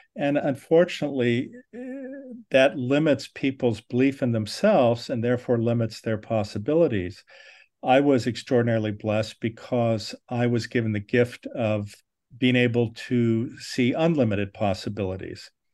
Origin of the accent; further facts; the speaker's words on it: Southern California, United States; I was born in Southern California.